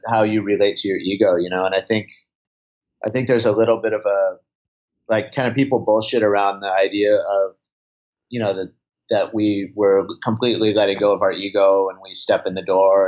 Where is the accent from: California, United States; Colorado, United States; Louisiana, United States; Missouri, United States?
California, United States; Santa Cruz; I'm from Santa Cruz, California. So, you know, I grew up, I grew up surfing a lot.